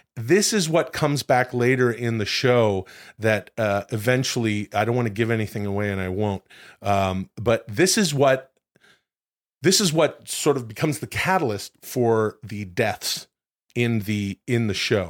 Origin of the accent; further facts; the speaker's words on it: Canada; moved away; I'm from Canada